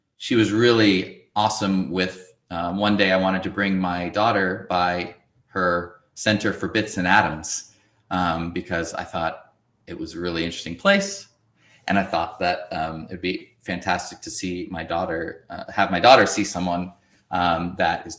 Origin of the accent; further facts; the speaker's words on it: Northern California, United States; I grew up in Northern California